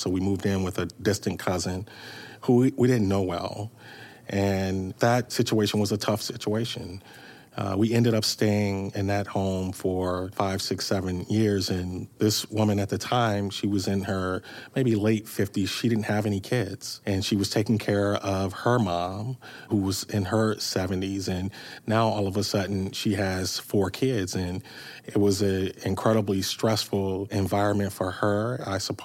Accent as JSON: {"language": "English", "town": "St. Louis", "region": "Missouri", "country": "United States", "tie": "born or raised there", "said": "I grew up in North City, which, much like East St. Louis, was challenged then and it's still challenged today"}